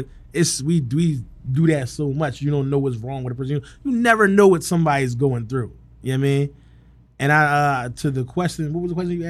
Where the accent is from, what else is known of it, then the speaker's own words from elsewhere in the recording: Huntington Park, California, United States; But just growing up in Huntington Park